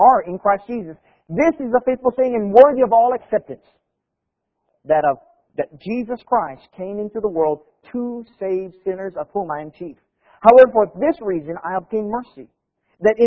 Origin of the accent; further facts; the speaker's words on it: Hawaii, United States; I grew up in Hawaii